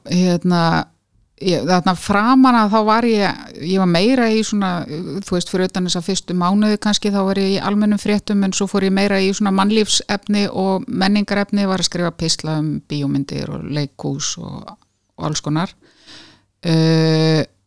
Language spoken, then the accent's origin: Icelandic; Reykjavík, Capital Region, Iceland; also born or lived in Kópavogur, Iceland / Brighton, England; ég líti á mig sem breyðtilding